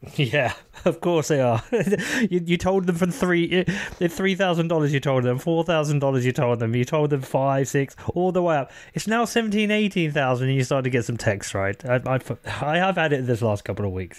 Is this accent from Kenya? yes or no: no; Bedford, East of England, United Kingdom; people know I'm from Bedford.